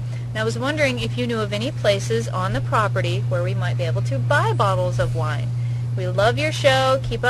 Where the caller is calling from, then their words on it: Las Vegas, Nevada, United States; We're from Las Vegas, Nevada.